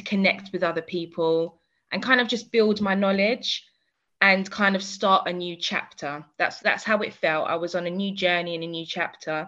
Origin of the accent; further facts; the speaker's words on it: London, United Kingdom; I'm from London